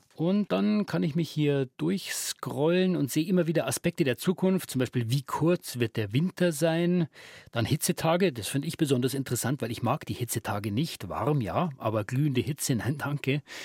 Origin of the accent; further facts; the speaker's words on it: Regensburg, Bavaria, Germany; meiner Heimat Regensburg